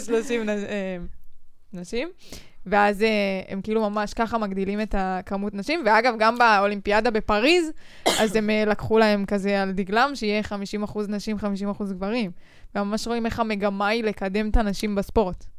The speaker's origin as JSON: {"language": "Hebrew", "country": "Israel"}